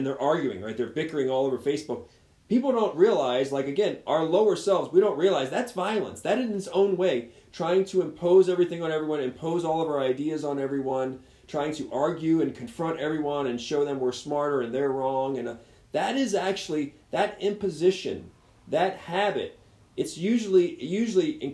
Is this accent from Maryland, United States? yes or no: yes; Baltimore, Maryland, United States; I grew up in Baltimore. Baltimore is one of the most violent